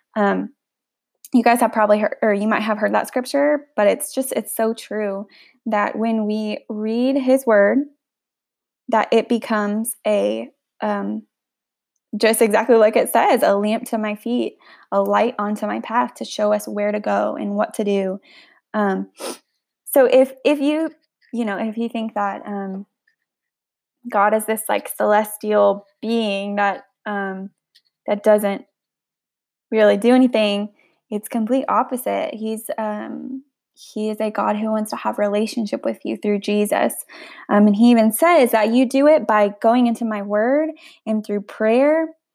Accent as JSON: {"language": "English", "area": "the Bible Belt", "region": "the South", "country": "United States", "tie": "born or raised there", "said": "I grew up in the Bible Belt"}